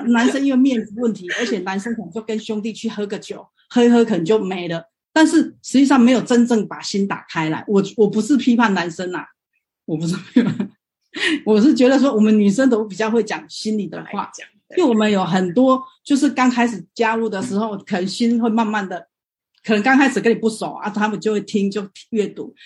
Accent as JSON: {"language": "Chinese", "region": "Tainan", "country": "Taiwan", "moved": "yes", "lives_now": "Guangzhou, China", "said": "我是台湾 我是台南人，但是呢，因为我现在在广州"}